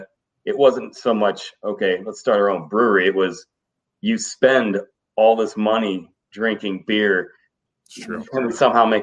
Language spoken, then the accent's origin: English; Boardman, Ohio, United States; also born or lived in Canfield, Ohio / Newton Falls, Ohio; Boardman, Canfield. Lived all around, like North Side, South Side. Newton Falls for 1 year.